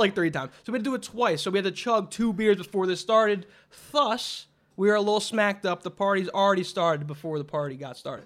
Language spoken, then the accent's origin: English; Philadelphia, Pennsylvania, United States; we're from Philadelphia